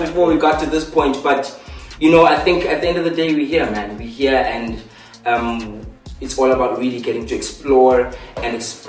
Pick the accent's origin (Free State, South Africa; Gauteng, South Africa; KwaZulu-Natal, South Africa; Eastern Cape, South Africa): Eastern Cape, South Africa; East London; moved away; also born or lived in Mthatha; I was born in Mthatha, grew up in East London, and then moved all the way to Cape Town.